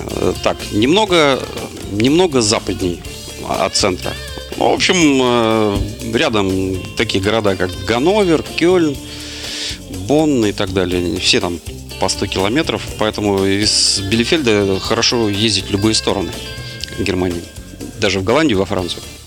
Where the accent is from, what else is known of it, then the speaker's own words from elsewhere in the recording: Russia; я сказал, что из России